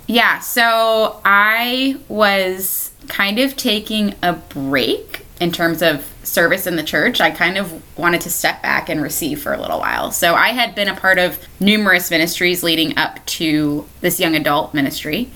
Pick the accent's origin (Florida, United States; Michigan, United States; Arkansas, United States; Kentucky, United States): Florida, United States; Cocoa; I'm born and raised in Brevard County. Um, so, I'm a Cocoa, Florida native. I've lived here my entire life.